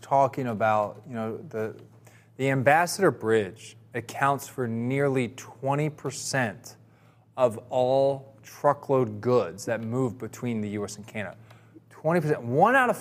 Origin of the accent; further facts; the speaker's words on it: New Jersey, United States; I grew up in New Jersey, and there it was all NFL